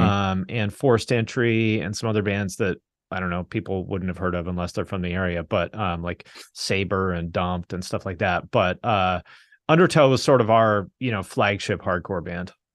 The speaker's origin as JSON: {"language": "English", "town": "Seattle", "region": "Washington", "country": "United States", "tie": "born or raised there", "also_born_or_lived": "Bellingham, Washington / Cincinnati, Ohio", "moved": "yes", "said": "I grew up in the Seattle area"}